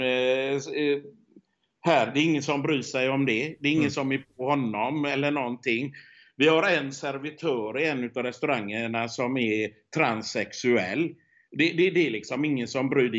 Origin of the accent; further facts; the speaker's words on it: Sweden; moved away; hemma i Sverige